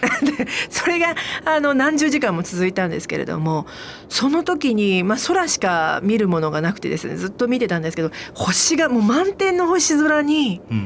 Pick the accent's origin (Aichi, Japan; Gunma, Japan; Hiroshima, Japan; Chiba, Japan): Aichi, Japan; 私愛知県なんですけど